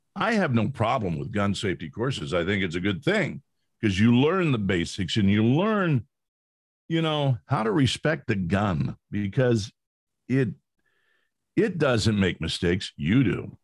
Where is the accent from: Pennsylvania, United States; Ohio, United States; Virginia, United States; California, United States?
California, United States; I grew up in California